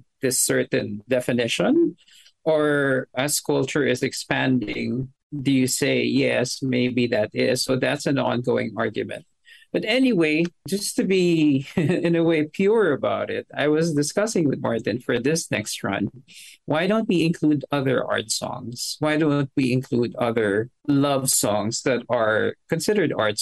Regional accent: Philippines; as a Filipino

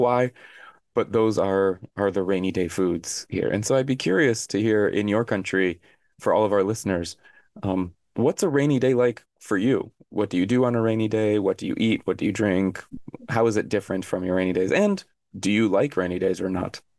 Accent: Arizona, United States; moved away as an adult; now in South Korea; I grew up in Arizona, and Arizona is a desert

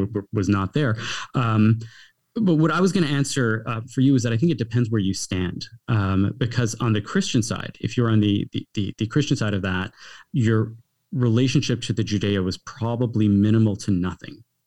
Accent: Canada; also born or lived in United States

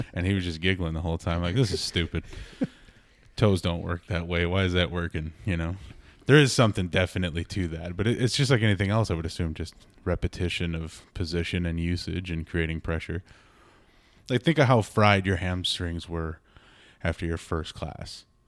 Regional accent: Minnesota, United States; born and bred in Minnesota

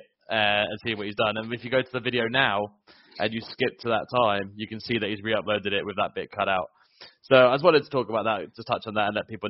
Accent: England, United Kingdom; I'm English

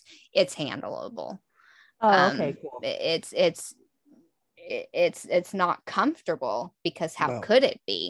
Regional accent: Texas, United States; moved away as an adult; the culture I grew up in Texas

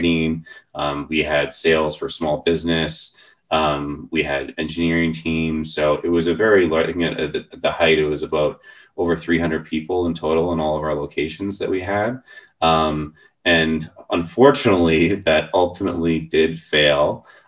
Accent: Vancouver, British Columbia, Canada; So I grew up in the Vancouver area.

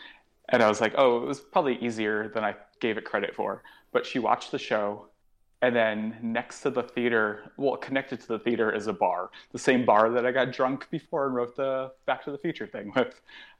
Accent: New York, United States; because being a New Yorker, I'm never really home

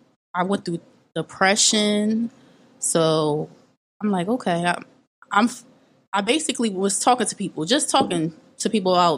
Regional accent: Philadelphia, Pennsylvania, United States; I am from Philly.

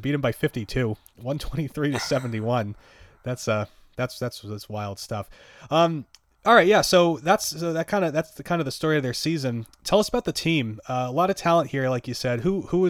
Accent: Boston, Massachusetts, United States; I had the misfortune of growing up in Boston, and at a time when BC was actually, like, relevant and good at stuff.

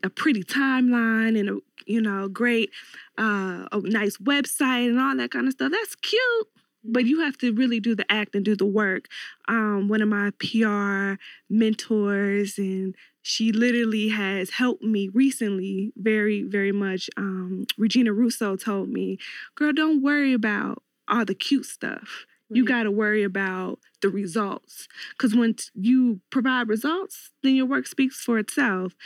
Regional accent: Cincinnati, Ohio, United States; born and raised in Cincinnati, Ohio.

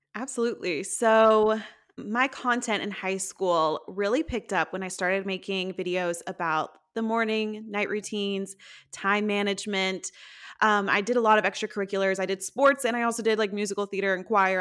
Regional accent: Tennessee, United States; also born or lived in Nashville; I'm from Tennessee, I currently l, and have lived in Nashville for about five years

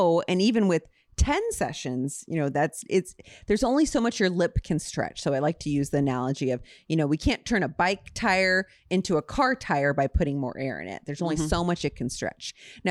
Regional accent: Ontario, Canada; Just from Ontario. I'm a girl from Ontario.

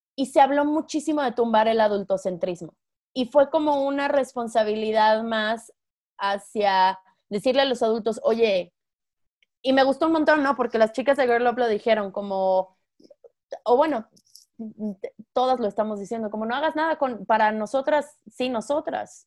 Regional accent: San Luis Potosí, Mexico; yo soy de San Luis Potosí

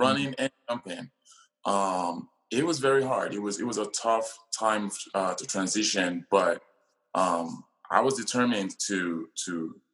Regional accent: Nigeria; now in United States; I was born in Nigeria, like you mentioned, and growing up one of 9 kids

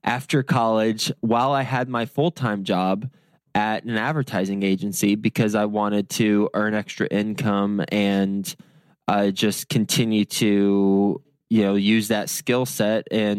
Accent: Lubbock, Texas, United States; moved away as an adult; now in New York City, United States; I moved from Lubbock, Texas, so cows and cotton, to New York City, skyscrapers and no sun.

